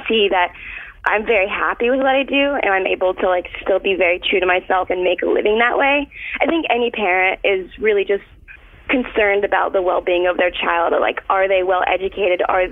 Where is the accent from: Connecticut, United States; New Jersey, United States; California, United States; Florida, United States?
Florida, United States; I'm from Florida.